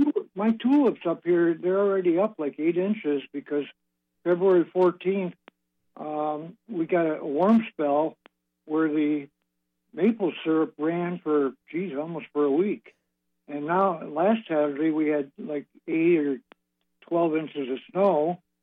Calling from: Manistique, Michigan, United States; This is Dr. …. I'm calling from Manistique, Michigan.

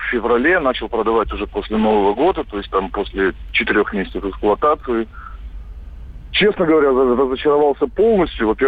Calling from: Crimea, Ukraine; потому что, ну, я из Крыма звоню.

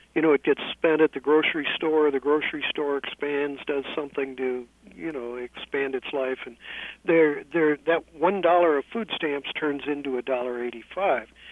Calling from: San Francisco, California, United States; I'm calling you from San Francisco

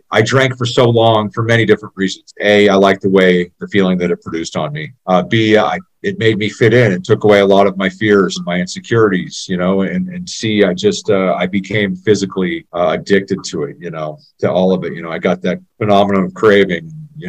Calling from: Boise, Idaho, United States; moved away as an adult; also born or lived in Lewiston, Idaho / Seattle, Washington; I'm calling in from Boise, Idaho. I'm not originally from Idaho, but I've been up here for about 15 years. I came up here, actually about 20 years, in northern Idaho in Lewiston to play baseball at Lewis Clark State College years ago.

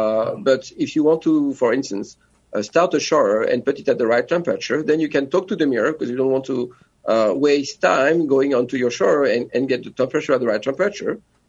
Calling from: France; also born or lived in New York; Yes, I'm joining you from France. I used to be a New Yorker

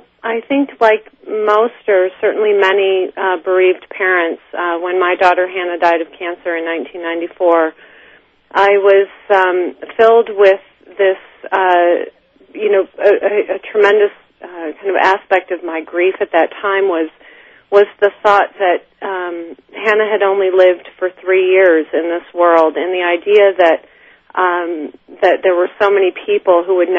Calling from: New Jersey, United States; I'm calling from New Jersey, my little cottage in New Jersey.

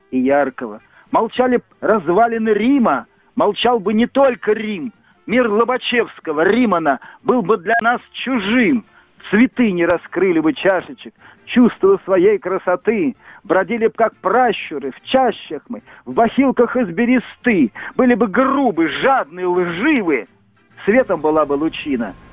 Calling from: Tver, Tver Oblast, Russia; Я из Твери звонил.

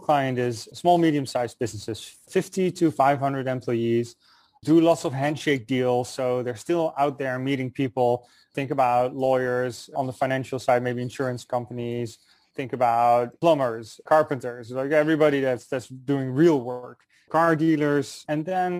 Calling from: New York City, New York, United States; I'm calling in from New York City. Warm New York City at the moment, a block away from Wall Street.

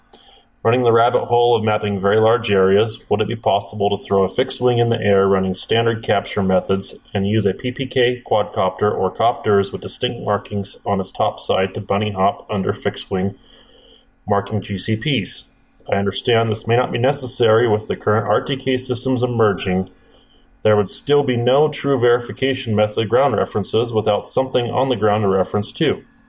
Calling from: Prescott, Arizona, United States; Hi, Paul. Hi, Rob. … from Prescott, Arizona.

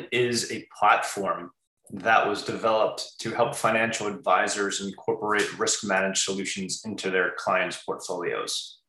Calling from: Long Island, New York, United States; I'm calling in from Long Island, New York.

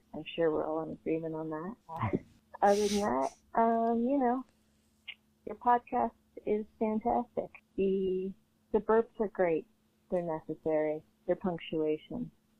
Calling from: New Mexico, United States; I'm calling from New Mexico.

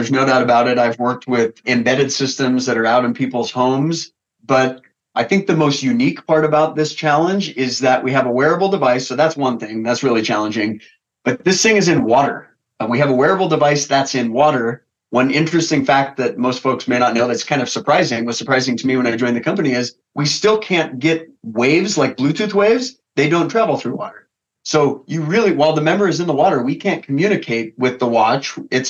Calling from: Denver, Colorado, United States; I'm calling in from Denver, Colorado.

